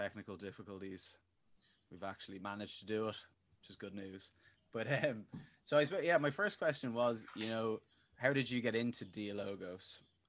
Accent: Dublin, Leinster, Ireland; moved away as an adult; also born or lived in Berlin; I actually lived in Berlin for 2 years. I moved there from Dublin

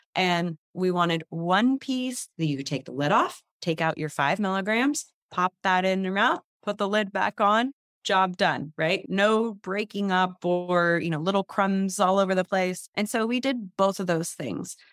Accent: San Leandro, California, United States; the house I grew up in here in the Bay Area, San Leandro

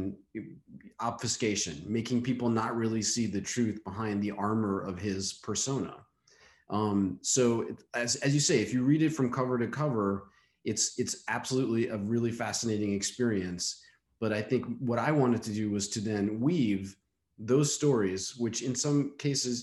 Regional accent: New York City, New York, United States; growing up in New York City and going to galleries

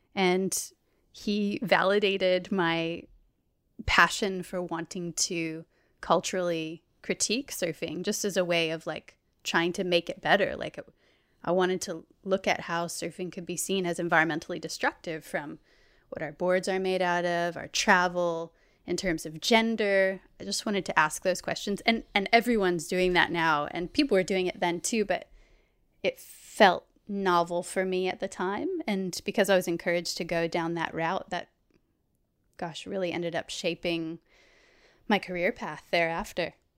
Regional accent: Anastasia Island, Florida, United States; moved away as an adult; now in Australia; I'm from a little barrier island off the coast of Florida called Anastasia. Um, so I grew up surrounded by water

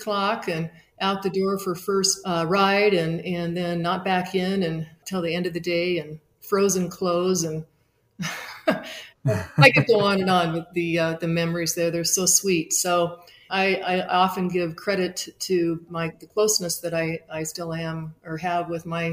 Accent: Spokane, Washington, United States; moved away; I grew up in Spokane, Washington, and had the good fortune to grow up in a skiing family

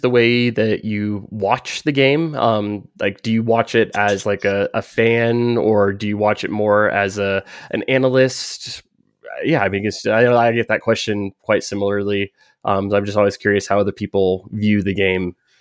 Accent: United States; accent: American; my American accent

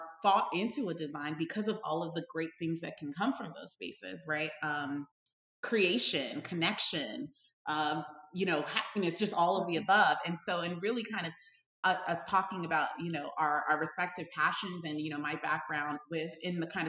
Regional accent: Brooklyn, New York, United States; I grew up in Brooklyn, New York, and went to school in high school in Manhattan.

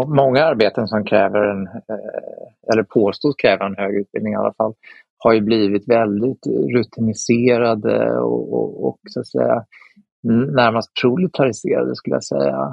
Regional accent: Sweden

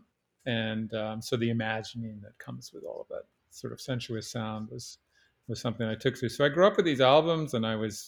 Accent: Canada; I grew up in Canada, and one of the good fortunes of growing up in Canada

